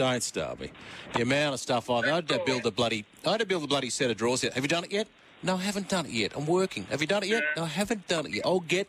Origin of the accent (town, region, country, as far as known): South Africa; born or raised there